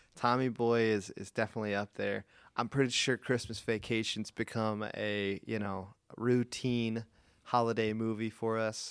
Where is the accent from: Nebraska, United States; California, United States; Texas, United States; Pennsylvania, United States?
Pennsylvania, United States; Gettysburg; I'm from Gettysburg